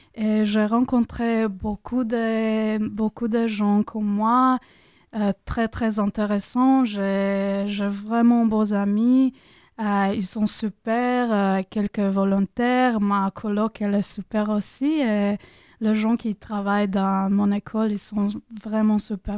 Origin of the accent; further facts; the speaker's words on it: Croatia; French is a second language; moved away as an adult; now in France; je me sentais un peu perdue à Croatie.